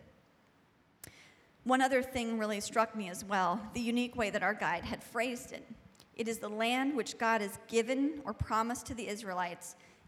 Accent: United States; as an American

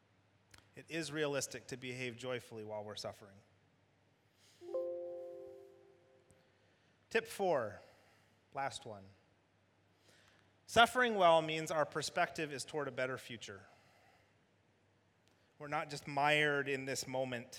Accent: Michigan, United States; United States, Michigan.

